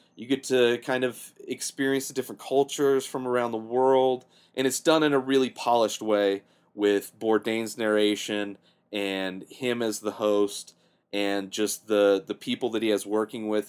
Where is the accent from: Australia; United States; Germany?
United States; Southern California; I grew up in Southern California